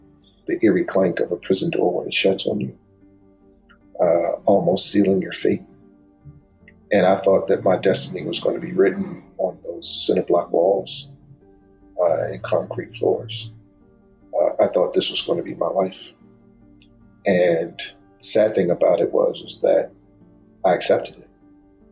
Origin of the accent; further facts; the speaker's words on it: Baltimore, Maryland, United States; moved away as an adult; Going to Oral Roberts University was culture shock for a kid growing up in Baltimore